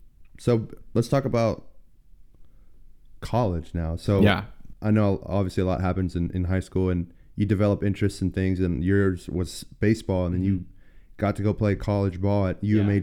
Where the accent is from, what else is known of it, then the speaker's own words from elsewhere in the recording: Granbury, Texas, United States; now in Georgetown, United States; I grew up in North Texas area, Granbury.